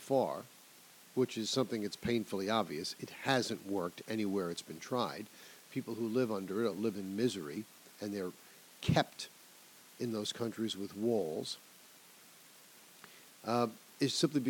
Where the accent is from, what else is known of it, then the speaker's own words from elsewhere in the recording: New York, United States; my home state of New York